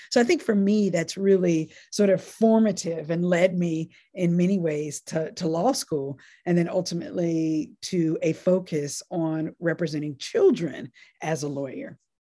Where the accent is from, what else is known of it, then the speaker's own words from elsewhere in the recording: North Carolina, United States; also born or lived in Nashville, Tennessee; I was born in Nashville, Tennessee, and then lived in what I call my formative years in North Carolina and in a relatively small town in North Carolina